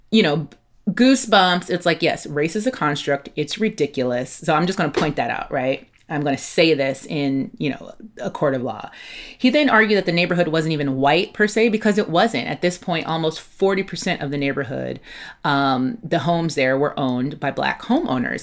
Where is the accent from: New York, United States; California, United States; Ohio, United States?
California, United States; Los Angeles; also born or lived in Catalina Island (Avalon), California; I grew up mostly in South Los Angeles